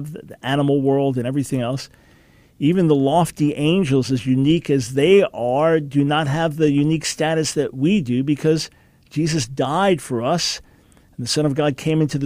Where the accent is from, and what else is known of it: United States